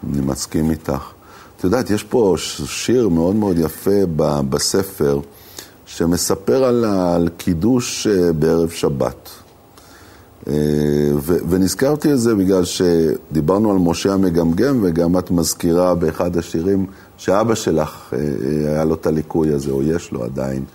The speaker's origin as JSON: {"language": "Hebrew", "town": "Jerusalem", "region": "Jerusalem District", "country": "Israel", "moved": "yes", "said": "בתור ירושלמי לשעבר"}